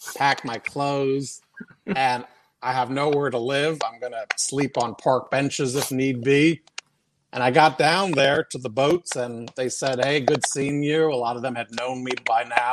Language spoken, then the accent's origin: English; New York City, New York, United States; moved away as an adult; I'm from Queens, New York, Briarwood, Queens, New York.